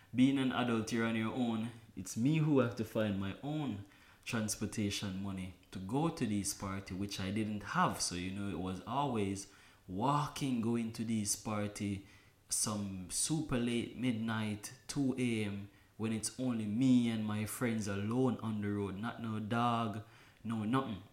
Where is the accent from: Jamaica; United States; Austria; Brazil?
Jamaica; Kingston; born and raised in Kingston, Jamaica